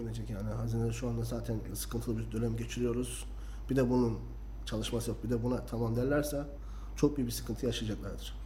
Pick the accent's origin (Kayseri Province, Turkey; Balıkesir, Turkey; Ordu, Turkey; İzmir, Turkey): Kayseri Province, Turkey; Ben seksen dokuz doğumlu Kayseri doğumluyum.